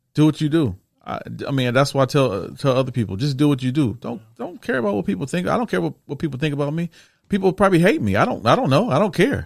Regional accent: Toledo, Ohio, United States; I'm from Toledo

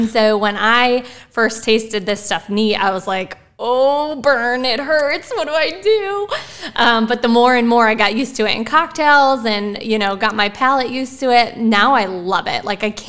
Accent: Buffalo, New York, United States; moved away as an adult; also born or lived in Ohio / California; I grew up in Buffalo, New York, and then got my master's in Ohio. So all within 3 hours of each other. And so moved to California with nothing, basically my car and a suitcase.

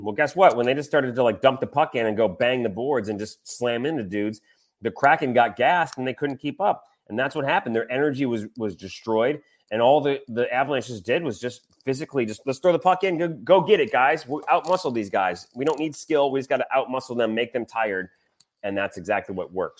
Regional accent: Michigan, United States; now in Louisiana, United States; I grew up in Michigan

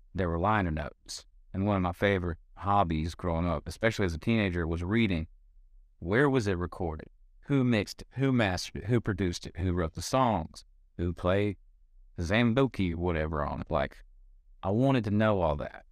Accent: Gastonia, North Carolina, United States; moved away as an adult; now in Nashville, United States; I'm from Gastonia, North Carolina, which is a little town outside of Charlotte

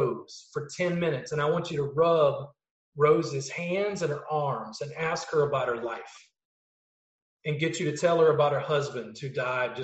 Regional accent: South Louisiana, United States; I grew up in South Louisiana.

